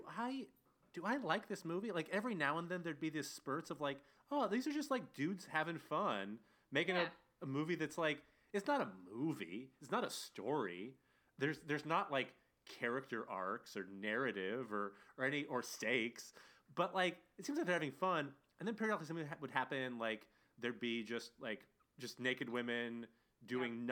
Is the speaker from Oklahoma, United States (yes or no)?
no; Arcata, California, United States; from Arcata, California, where we grew up